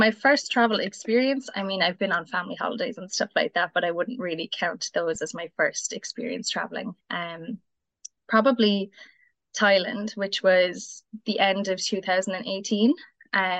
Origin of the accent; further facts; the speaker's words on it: New Ross, Leinster, Ireland; I'm in Wexford, Ireland. I'm from New Ross.